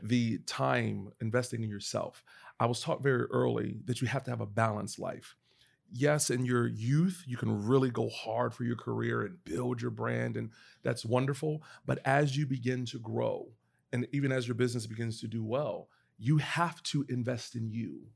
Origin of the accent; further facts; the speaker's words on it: Pennsylvania, United States; now in Atlanta, United States; I live in Atlanta now, but I'm originally from Pennsylvania